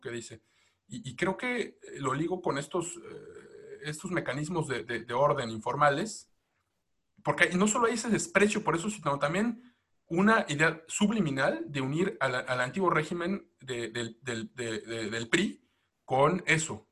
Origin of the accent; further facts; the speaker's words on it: Mexico; nosotros como mexicanos